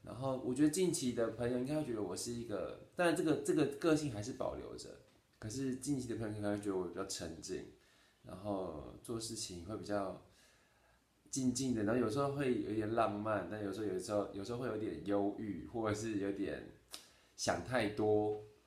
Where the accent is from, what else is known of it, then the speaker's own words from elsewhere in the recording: Taitung, Taitung County, Taiwan; moved away; 今年呢，三十三岁，然后在台东，刚刚回台东工作，然后做的是厨师，主厨，经营料，经营，啊，经营一间餐厅，种种田，然后就教瑜伽，有时候接一些设计案